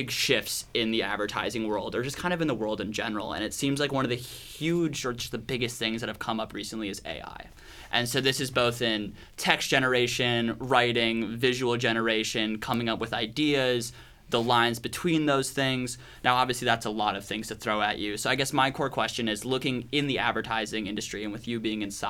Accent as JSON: {"language": "English", "region": "Minnesota", "country": "United States", "said": "I'm from Minnesota"}